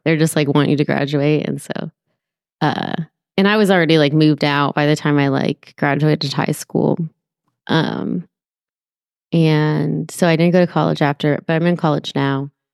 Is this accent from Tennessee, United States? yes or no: no; Petaluma, California, United States; moved away as an adult; also born or lived in San Francisco Bay Area; now in Marin County, United States; I'm from Sonoma County